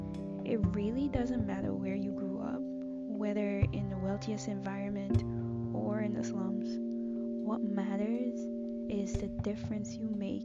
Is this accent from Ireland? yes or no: no; Agricola, Demerara-Mahaica, Guyana; I grew up in Guyana, which is located in South America. The neighborhood which I've lived most of my childhood and teenage years is called Agricola